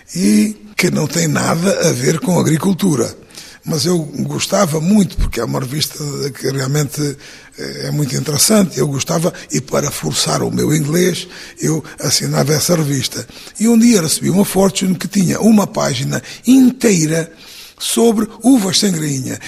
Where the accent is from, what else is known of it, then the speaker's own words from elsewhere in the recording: Portugal; moved away as an adult; Eu, portanto, fui imigrante durante 22 anos e, e sei como nós, portugueses